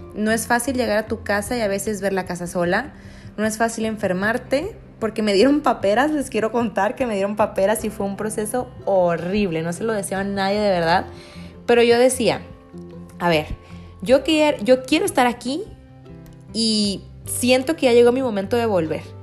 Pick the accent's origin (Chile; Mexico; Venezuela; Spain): Mexico; Culiacán, Sinaloa; Yo soy de Culiacán